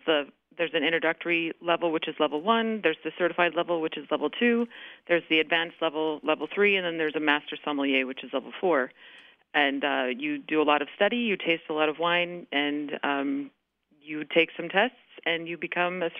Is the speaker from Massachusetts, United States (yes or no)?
no; California, United States; moved away as an adult; also born or lived in Wisconsin / New York; I'm from California, so I was born and raised here